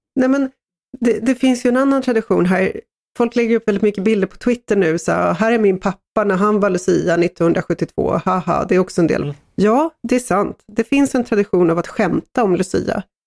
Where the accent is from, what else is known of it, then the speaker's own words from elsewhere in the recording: Sweden; som svensk